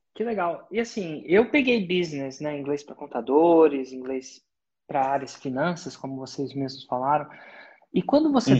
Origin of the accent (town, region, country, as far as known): Brazil